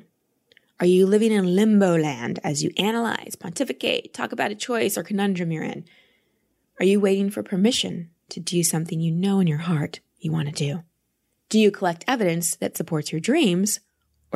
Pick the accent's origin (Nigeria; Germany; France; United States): United States; Dallas, Texas; I grew up in Dallas